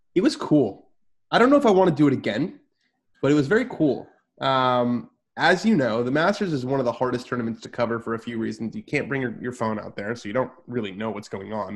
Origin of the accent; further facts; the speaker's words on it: Southern California, United States; I'm from Southern California as well